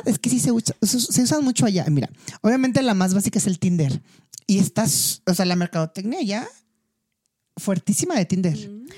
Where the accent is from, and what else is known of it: Mexico; moved away as an adult; also born or lived in South Korea / China